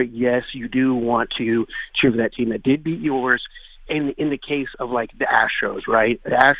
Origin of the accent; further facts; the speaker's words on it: Houston, Texas, United States; moved away as an adult; now in Kansas, United States; I grew up in Houston, right? But I went to Kansas State, right? I'm in Kansas